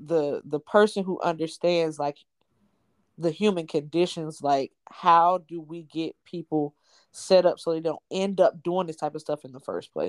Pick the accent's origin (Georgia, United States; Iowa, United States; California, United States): Georgia, United States; Atlanta; growing up in Atlanta, we had Camp Best Friends and the YMCAs and stuff.